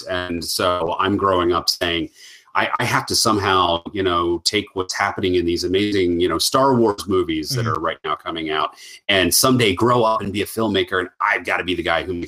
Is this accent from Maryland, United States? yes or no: yes; Western Maryland, United States; also born or lived in Baltimore; I am a Maryland boy, and I grew up in Western Maryland, moved to Baltimore